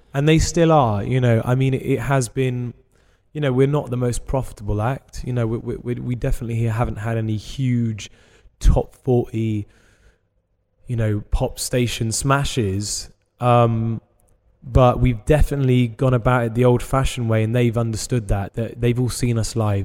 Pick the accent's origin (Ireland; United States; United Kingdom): United Kingdom; England; we're English